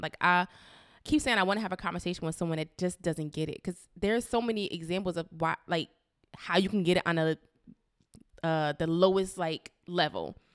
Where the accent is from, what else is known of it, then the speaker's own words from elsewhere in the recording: Paterson, New Jersey, United States; in my hometown of Patterson